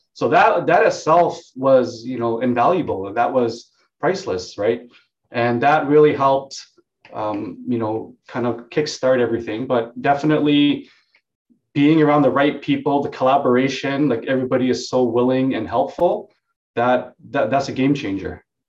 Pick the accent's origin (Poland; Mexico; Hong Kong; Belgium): Hong Kong; also born or lived in Vietnam; now in Vancouver, Canada; So I was born in Hong Kong.